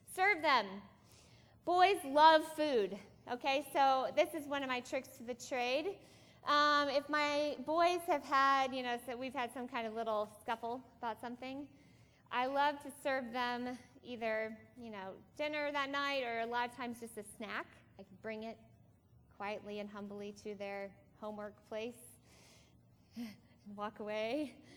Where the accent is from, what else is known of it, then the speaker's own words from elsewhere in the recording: Iowa, United States; we are from Iowa